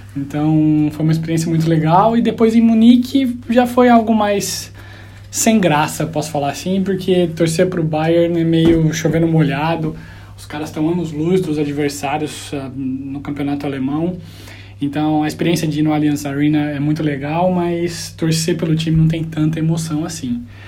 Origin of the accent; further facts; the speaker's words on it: Franca, São Paulo, Brazil; moved away as an adult; also born or lived in Düsseldorf, Germany; now in London, United Kingdom; eu sou de Franca, lá no Brasil